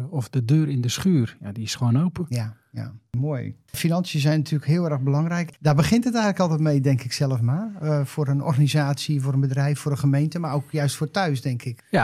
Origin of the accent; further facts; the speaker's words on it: Schouwen-Duiveland, Zeeland, Netherlands; ik ben zelf als kind ook opgegroeid op Schouwen-Duiveland.